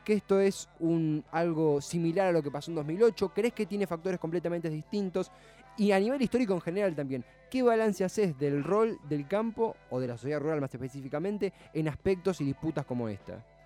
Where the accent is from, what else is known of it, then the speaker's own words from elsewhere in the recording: Argentina; nuestro país